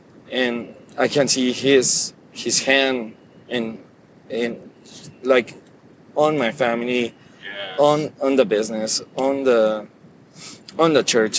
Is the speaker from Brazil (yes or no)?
no; Mexico; English is a second language; Sure, I'm from Mexico.